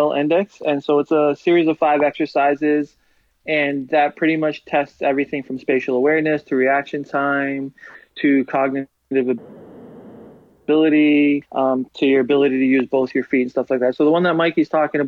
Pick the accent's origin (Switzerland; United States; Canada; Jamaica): Canada; we're all Canadian here